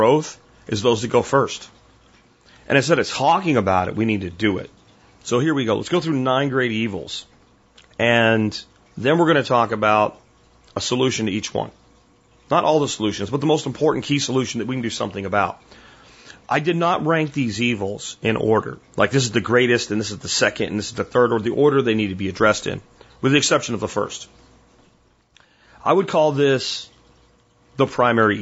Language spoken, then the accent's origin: English; United States; I'm an American